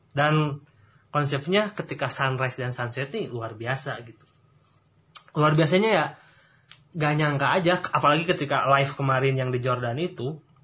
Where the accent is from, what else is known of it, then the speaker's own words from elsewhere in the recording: Rancaekek, West Java, Indonesia; saya orang Rancaikek